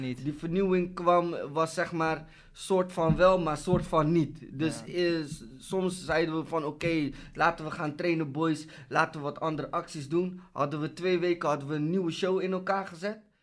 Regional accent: Rotterdam, South Holland, Netherlands; ik kom uit Rotterdam

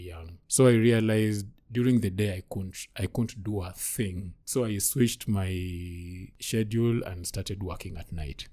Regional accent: Kisumu, Kisumu County, Kenya; I'm from Kisumu.

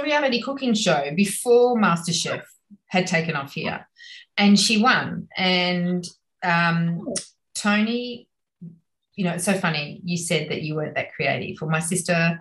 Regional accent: Australia; moved away as an adult; now in Florence, Italy; growing up in Australia

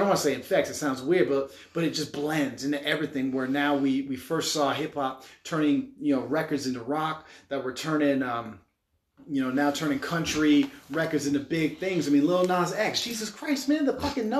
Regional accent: Utah, United States; growing up in Utah County

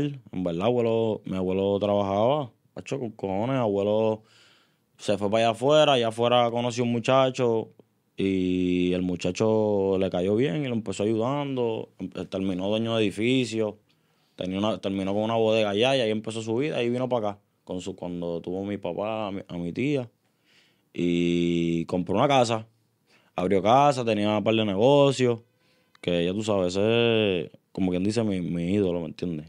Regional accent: Río Grande, Puerto Rico; also born or lived in San Juan, Puerto Rico; Nací en San Juan este, y pues cuando nací, mi abuelo decidió este, coger un terreno allá en, en Río Grande

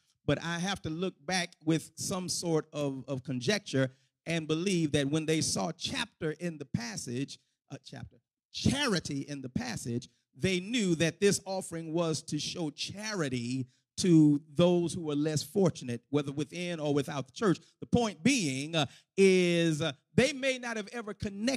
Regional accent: Houston, Texas, United States; when I was a kid growing up in the Pure Light Missionary Baptist Church of the Fifth Ward section of Houston, Texas

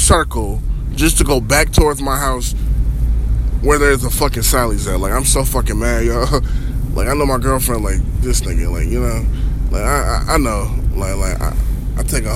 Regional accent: Minnesota, United States; I'm from Minnesota. Lived in Minnesota all my life.

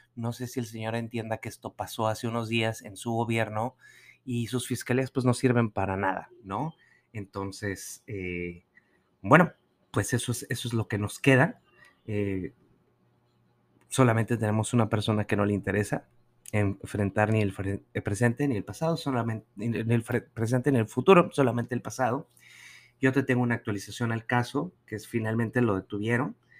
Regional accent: Nuevo León, Mexico; moved away; como decimos allá en el norte

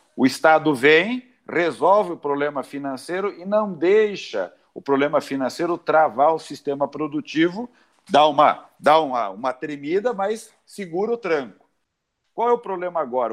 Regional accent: Brazil; como brasileiros

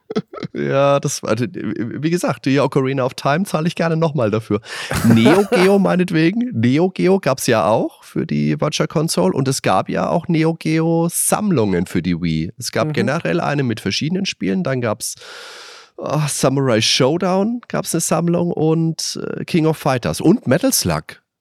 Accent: Würzburg, Bavaria, Germany; Ich bin ja in Würzburg groß geworden

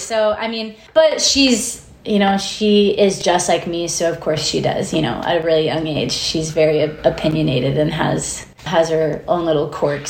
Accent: Nashville, Tennessee, United States; Nashville is the longest that I've lived anywhere, so I would, you know, I am from Nashville, I would say.

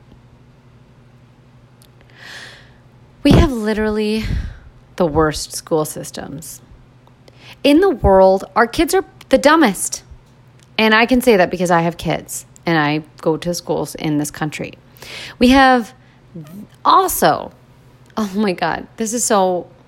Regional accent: United States; I was born in America

